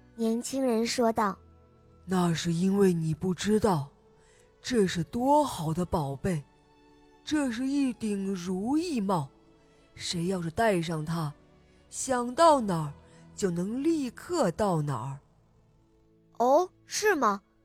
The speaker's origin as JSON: {"language": "Chinese", "region": "Jilin", "country": "China", "said": "我现年六岁了，我来自吉林市"}